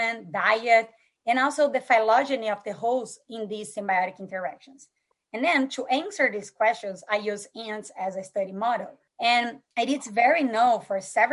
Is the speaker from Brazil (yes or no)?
yes; Brazil; moved away; I grew up in Brazil, as I'm Brazilian